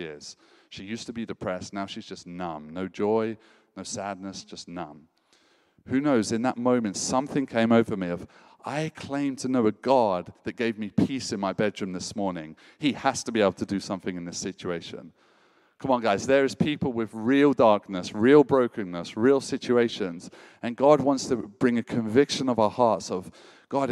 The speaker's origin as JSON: {"language": "English", "country": "United Kingdom", "said": "as a Brit"}